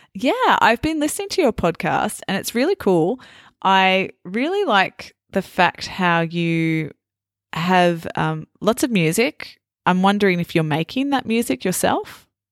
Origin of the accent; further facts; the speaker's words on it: Australia; I'm Australian